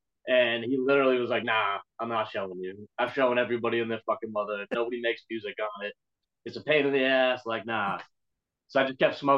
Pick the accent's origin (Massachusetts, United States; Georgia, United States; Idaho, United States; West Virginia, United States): Massachusetts, United States; Boston; also born or lived in South Shore, Massachusetts; I listened to hip hop growing up in Boston, skateboarding and shit. And then I moved to the South Shore when I was like 15, 16